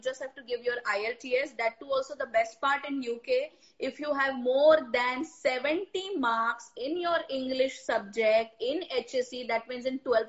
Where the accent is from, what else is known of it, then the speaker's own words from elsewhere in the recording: Mumbai, Maharashtra, India; But yes, I am from Elphiston, Mumbai ki.